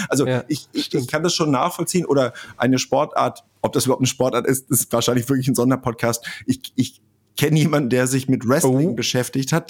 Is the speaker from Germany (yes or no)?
yes; Kreis Pinneberg, Schleswig-Holstein, Germany; moved away as an adult; also born or lived in Hamburg; ich bin in Hamburg geboren, in Schleswig-Holstein aufgewachsen, dann aber zum Studium nach Hamburg